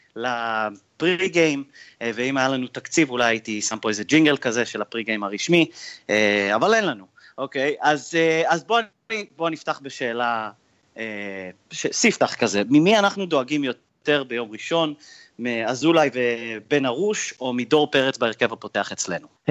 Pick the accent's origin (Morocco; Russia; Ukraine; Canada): Canada; now in Israel; אני מגיע מקנדה